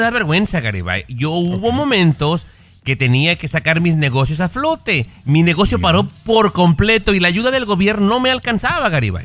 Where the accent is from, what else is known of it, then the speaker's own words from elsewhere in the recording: Mexico; somos ambos mexicanos